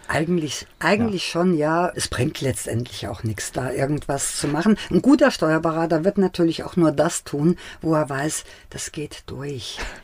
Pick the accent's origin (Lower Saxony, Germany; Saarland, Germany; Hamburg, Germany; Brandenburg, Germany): Saarland, Germany; Bildstock; born or raised there; also born or lived in Bad Godesberg; now in Mainz, Germany